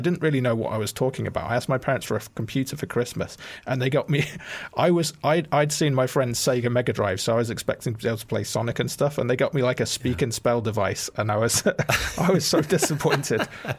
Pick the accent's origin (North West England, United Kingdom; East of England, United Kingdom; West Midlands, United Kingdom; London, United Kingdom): West Midlands, United Kingdom; Bromsgrove; Bromsgrove. So if you can imagine Worcester, I imagine a smaller version of that, and you've got my hometown.